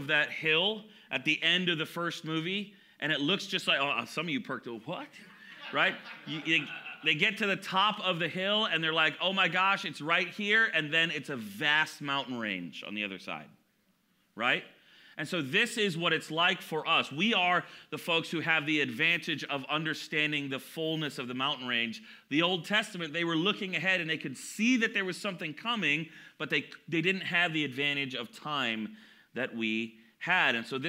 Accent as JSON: {"language": "English", "region": "Southern California", "country": "United States", "tie": "born or raised there", "moved": "yes", "said": "I grew up in Southern California, so I like mountains"}